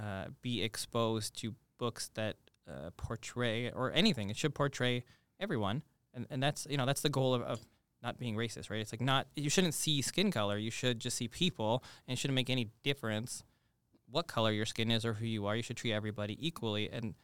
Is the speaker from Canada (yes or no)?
yes; Toronto, Ontario, Canada; Now, I think I have a kind of unique upbringing in that I come from Toronto